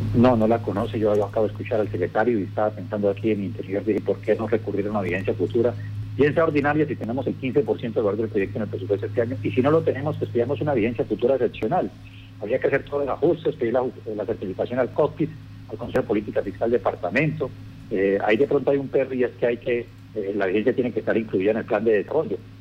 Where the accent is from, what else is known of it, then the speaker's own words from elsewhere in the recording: Colombia; los colombianos